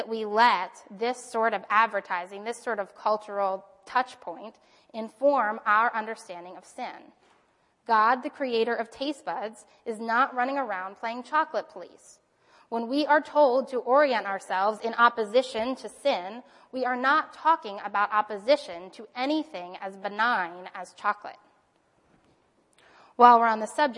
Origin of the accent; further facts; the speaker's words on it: United States; I grew up as an American with American advertising